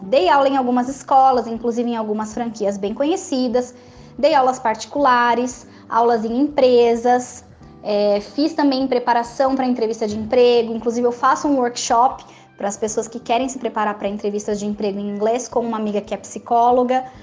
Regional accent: Jundiaí, São Paulo, Brazil; Eu sou natural de Jundiaí, no interior de São Paulo

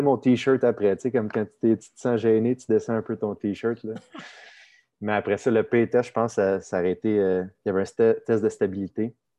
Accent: Saint-Eustache, Quebec, Canada; also born or lived in Sainte-Marthe-sur-le-Lac; j'ai grandi dans Saint-Eustache, de montagne saint marthe sur le lac

